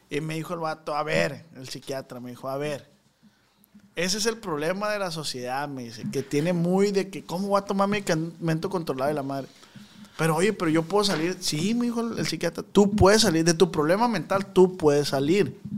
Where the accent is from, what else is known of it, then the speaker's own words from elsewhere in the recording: Culiacán, Sinaloa, Mexico; pero nací en Culiacán.